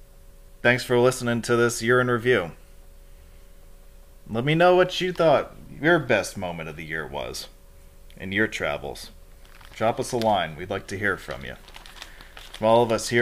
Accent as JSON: {"language": "English", "area": "Hudson Valley", "region": "New York", "country": "United States", "tie": "born or raised there", "moved": "yes", "said": "my hometown minor league baseball team, the Hudson Valley Renegades"}